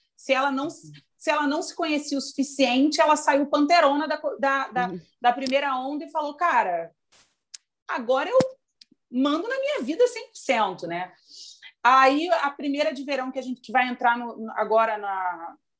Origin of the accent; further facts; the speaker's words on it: Rio de Janeiro, Brazil; Eu sou carioca